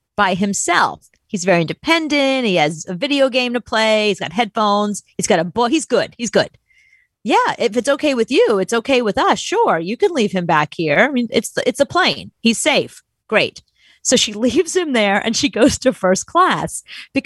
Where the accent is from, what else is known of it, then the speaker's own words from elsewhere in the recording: New York, United States; I'm from New York